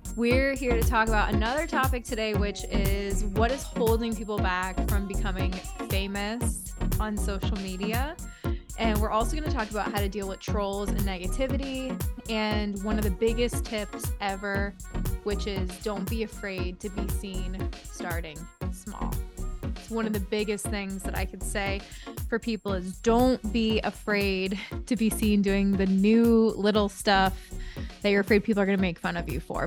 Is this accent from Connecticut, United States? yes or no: yes; Connecticut, United States; I'm from New England. I'm from Connecticut